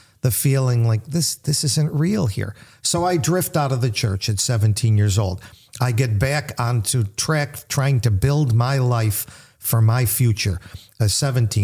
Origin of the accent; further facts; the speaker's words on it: United States; I grew up in America, the 60s, late 50s, early 60s